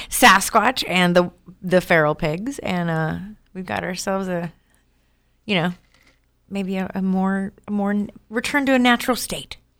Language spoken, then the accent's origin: English; Oklahoma, United States; I'm from Oklahoma